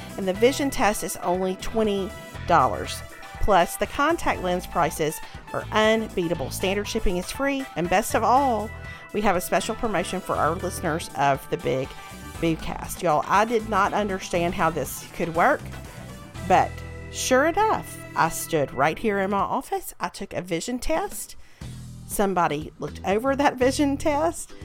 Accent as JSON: {"language": "English", "region": "Mississippi", "country": "United States", "tie": "born or raised there", "moved": "yes", "said": "the Ole Miss boosters at the country club in my hometown"}